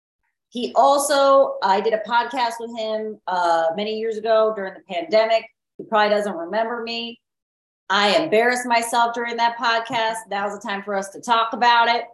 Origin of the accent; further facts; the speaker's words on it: Mexico; now in United States; I grew up in Mexico